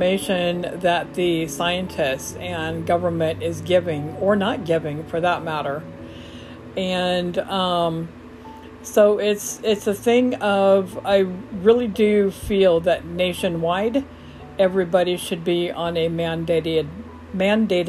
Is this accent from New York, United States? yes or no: no; Omaha, Lincoln, Grand Island area, Nebraska, United States; moved away as an adult; now in Huntsville, United States; I am originally from the Omaha, Lincoln, Grand Island area all of my life